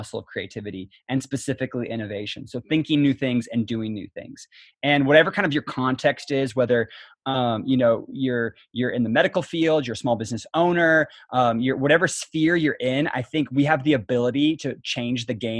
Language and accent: English; Kitsap County, Washington, United States; I grew up in Kitsap County, so kind of homegrown. I went to North Kitsap High School, and so grew up in the area